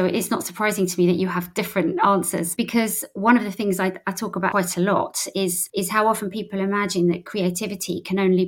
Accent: St Albans, East of England, United Kingdom; moved away; I was originally from St Albans

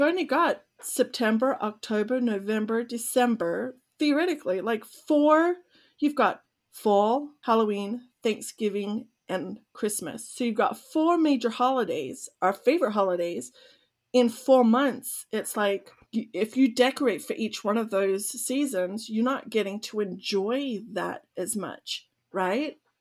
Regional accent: Australia; moved away; I'm Australian

